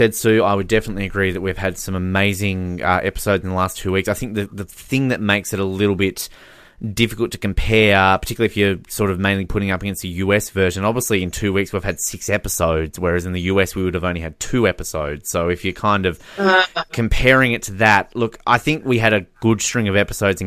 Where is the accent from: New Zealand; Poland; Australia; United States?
Australia; we're a lot more laid back as Australians